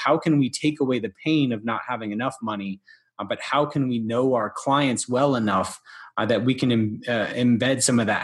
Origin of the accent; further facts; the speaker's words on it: Deep South, United States; I'm from the Deep South